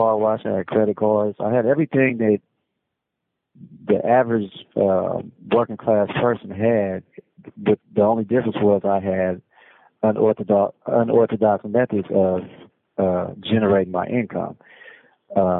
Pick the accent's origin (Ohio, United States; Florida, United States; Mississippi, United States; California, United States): California, United States; Oakland; I'm from West Oakland